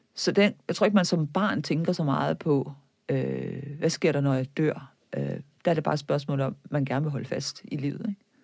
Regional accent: Viborg, Central Denmark Region, Denmark; moved away; Jeg kommer fra Viborg, som var katolsk højborg i middelalderen

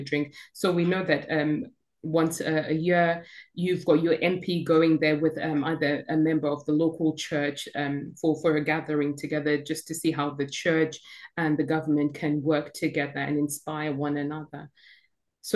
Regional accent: Zimbabwe; now in United Kingdom; I'm from Zimbabwe, born and bred

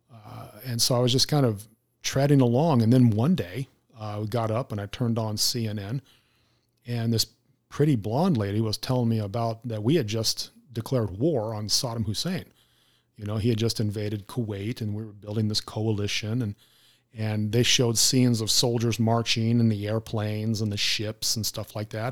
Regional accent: Arizona, United States; as a native Arizonan

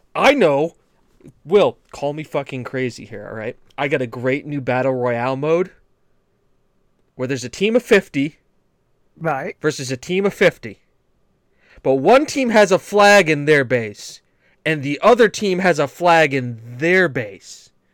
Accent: New England, United States; I'm from New England

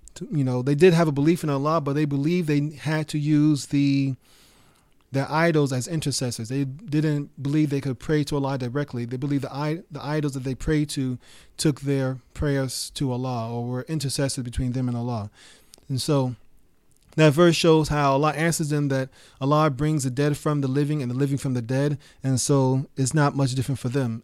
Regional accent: New York City, New York, United States; when I was growing up in New York City

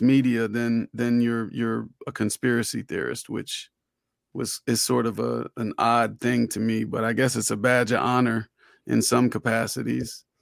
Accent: Orlando, Florida, United States; I grew up in Orlando

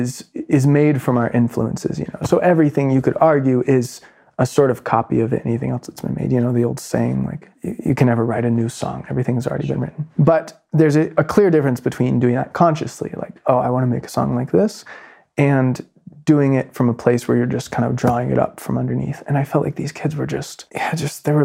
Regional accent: North Carolina, United States; moved away as an adult; my hometown in North Carolina

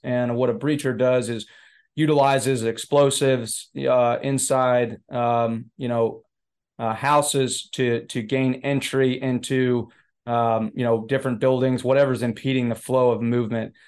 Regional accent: Florida, United States; Yeah, so I grew up in, in Florida, uh, not necessarily, I didn't, I moved around a lot, so there's not a specific, you know, city in Florida I call my home.

